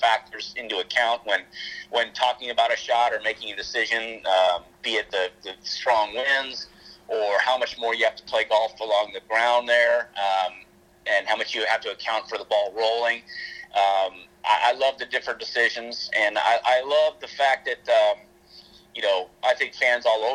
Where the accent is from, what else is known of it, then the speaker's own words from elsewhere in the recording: Sacramento, California, United States; growing up, most of my time was spent at Hagen Oaks